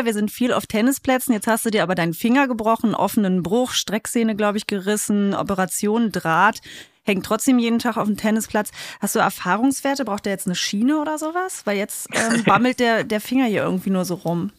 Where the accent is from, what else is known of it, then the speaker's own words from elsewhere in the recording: Saxony-Anhalt, Germany; geboren in Sachsen-Anhalt